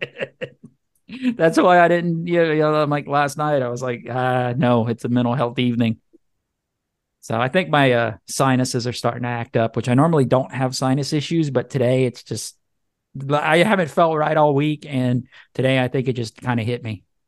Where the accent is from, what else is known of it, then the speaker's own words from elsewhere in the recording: Cajun, Louisiana, United States; I'm a Cajun